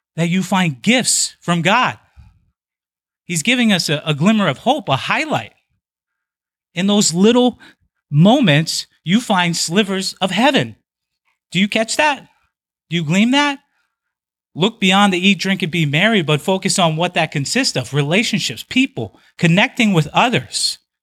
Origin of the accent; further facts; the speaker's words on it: Big Island of Hawaii, United States; moved away as an adult; I spent the first twenty years of my life on the Big Island of Hawaii